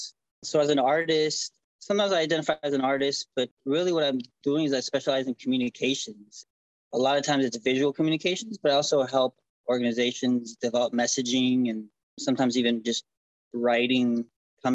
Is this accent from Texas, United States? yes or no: yes; Houston, Texas, United States; also born or lived in Argentina; now in Washington, D.C., United States; My family moved to Houston, Texas, and I've been in DC now for 17 years